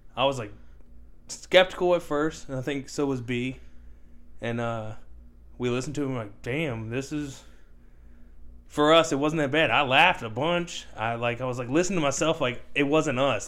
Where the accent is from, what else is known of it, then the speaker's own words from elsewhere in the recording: United States; we're American